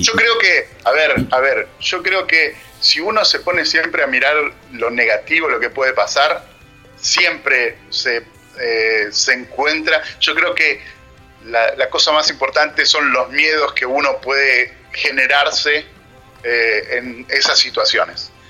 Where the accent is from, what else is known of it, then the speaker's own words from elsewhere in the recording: Argentina; moved away as an adult; also born or lived in Trento, Italy / England; soy argentino